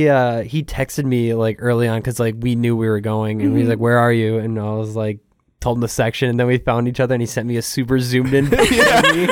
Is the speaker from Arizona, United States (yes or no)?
yes; Phoenix, Arizona, United States; now in Dallas, United States; when I lived in Phoenix